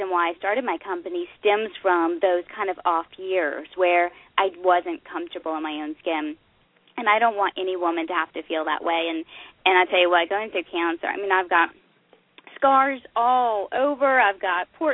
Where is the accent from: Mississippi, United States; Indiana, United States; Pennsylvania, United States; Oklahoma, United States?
Oklahoma, United States; I grew up in Oklahoma.